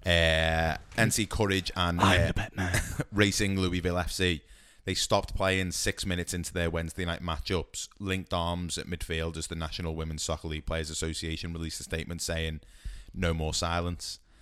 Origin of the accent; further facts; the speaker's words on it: United Kingdom; for us as as British football fans